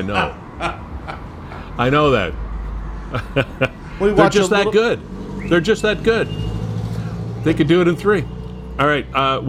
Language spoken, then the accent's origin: English; Fort Erie, Ontario, Canada; I'm from the Fort Erie area. I grew up in the Black Creek area. Old Fort Erie was truly one of my favorite areas to visit when I was a kid.